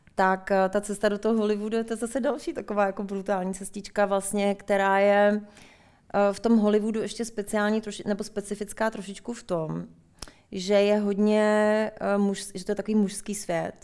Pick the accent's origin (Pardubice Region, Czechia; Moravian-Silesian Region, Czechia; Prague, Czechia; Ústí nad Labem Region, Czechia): Ústí nad Labem Region, Czechia; Litoměřice; moved away as an adult; also born or lived in Paris, France / United States; Já jsem z Litoměřic, Lightmerit